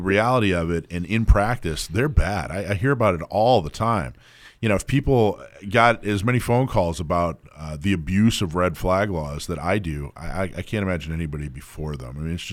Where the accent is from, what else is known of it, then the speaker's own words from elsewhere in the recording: California, United States; I'm from California